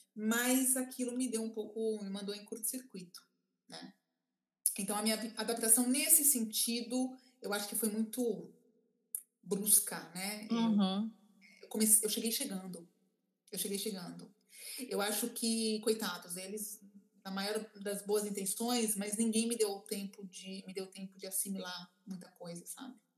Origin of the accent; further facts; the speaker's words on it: Brazil; moved away; also born or lived in Italy; eu era brasileira